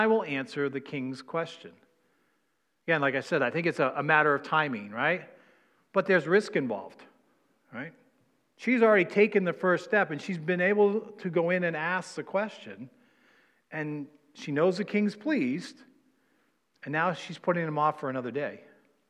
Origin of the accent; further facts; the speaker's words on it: New England, United States; I'm from New England